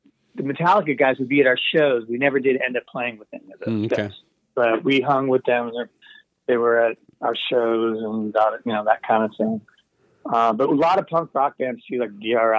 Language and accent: English; Seattle, Washington, United States; also born or lived in Brooklyn, New York; We were Seattle. My family we're from Brooklyn, New York originally, but my father got work in the Seattle area, so we were like a suburb of Seattle.